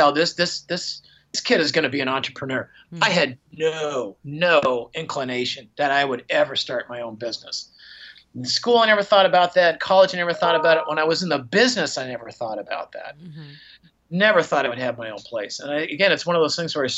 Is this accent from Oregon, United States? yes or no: yes; Portland, Oregon, United States; moved away as an adult; also born or lived in New York City / San Francisco; I'm a kid from Portland, Oregon, living in New York City